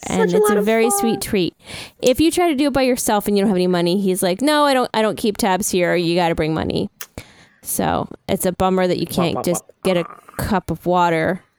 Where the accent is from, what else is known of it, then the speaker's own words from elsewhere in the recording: New York, United States; you know what I did have growing up in New York?